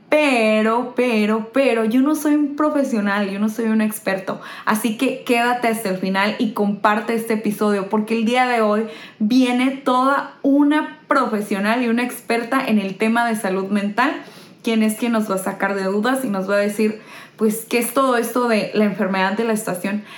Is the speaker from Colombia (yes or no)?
no; Hermosillo, Sonora, Mexico; now in Japan; yo soy pues norteña, para empezar. Este, de, Hermosillo, una ciudad donde hace muchísimo calor